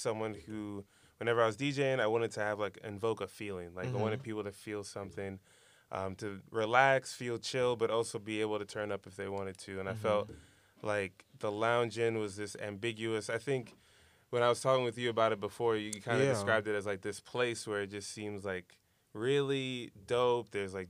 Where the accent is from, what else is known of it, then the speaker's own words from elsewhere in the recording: Brooklyn, New York, United States; I'm from Brooklyn.